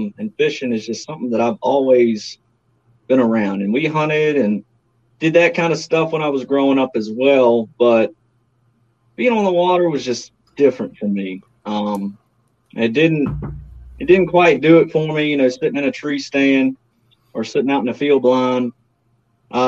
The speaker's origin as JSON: {"language": "English", "region": "Virginia", "country": "United States", "tie": "born or raised there", "said": "I'm a Virginia boy, probably more so formally known as a James River guy, as a lot of people call it. I've lived here all my life."}